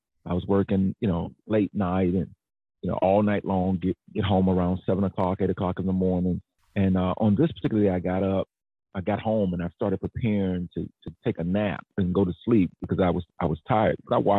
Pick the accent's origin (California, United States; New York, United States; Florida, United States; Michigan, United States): Florida, United States; Jacksonville; moved away as an adult; now in Atlanta, United States; Duval, born and reared in Jacksonville, left Jacksonville to move to Atlanta to go to school, stayed here